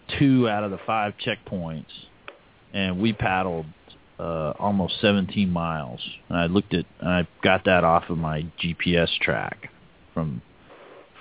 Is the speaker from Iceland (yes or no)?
no; Hialeah, Florida, United States; I was born in Hialeah, so I've been down in the Keys and everything